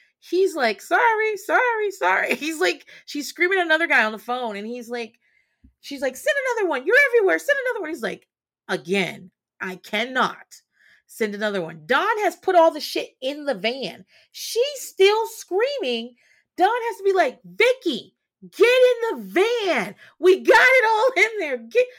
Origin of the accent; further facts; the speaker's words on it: East Coast, United States; it doesn't bother me as much because I grew up on the East Coast.